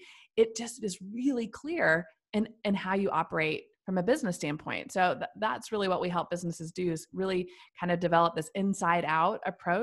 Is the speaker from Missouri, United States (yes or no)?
yes; Missouri, United States; now in Nashville, United States; I've lived here for many years now, but I am originally from Central Missouri. So I moved to Nashville after college and for a job, met my now husband here. And so Nashville is now where I call home, but I'm originally a Midwestern farm girl.